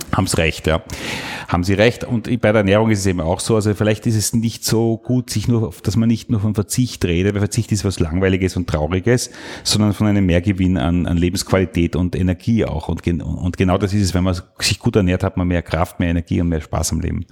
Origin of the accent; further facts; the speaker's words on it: Salzburg, Austria; moved away; also born or lived in Burgenland; Und ich bin der Salzburger, also ich bin da aus, eigentlich aus der Welt gekommen, wo die Kühe auf der Weide stehen